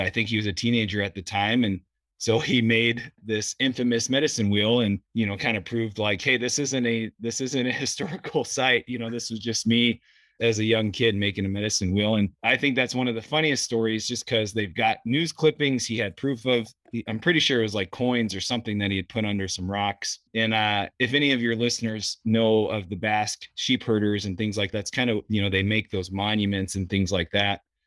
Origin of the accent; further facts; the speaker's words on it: Sheridan, Wyoming, United States; was born and raised pretty much up here in Sheridan